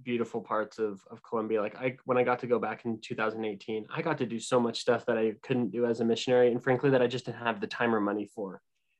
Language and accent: English; Southern California, United States; growing up in Southern California